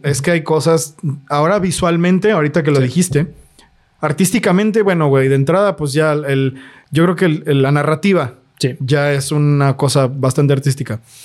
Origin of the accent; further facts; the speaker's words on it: Guadalajara, Jalisco, Mexico; nosotros somos de Guadalajara